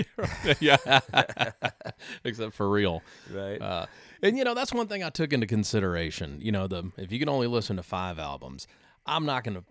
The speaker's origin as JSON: {"language": "English", "region": "Texas", "country": "United States", "tie": "born or raised there", "also_born_or_lived": "Nashville", "moved": "as an adult", "said": "growing up in Texas"}